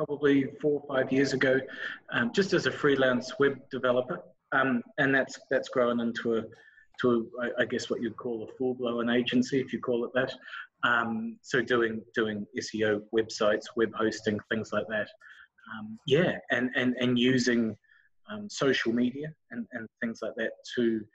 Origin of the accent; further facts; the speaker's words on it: New Zealand; moved away as an adult; now in Melbourne, Australia; I'm a Kiwi